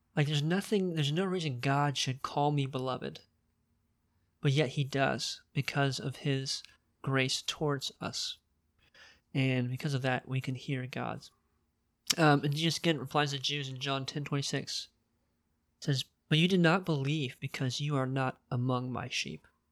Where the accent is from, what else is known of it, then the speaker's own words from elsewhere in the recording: United States; why was I born in America